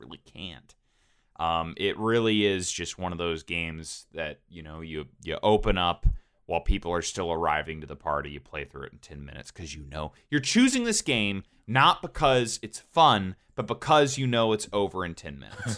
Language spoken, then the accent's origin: English; Georgia, United States; when we were growing up in Georgia